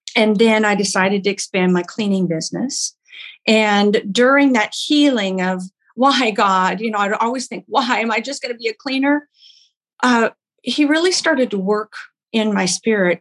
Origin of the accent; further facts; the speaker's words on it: Oklahoma, United States; moved away; I'm from Oklahoma originally.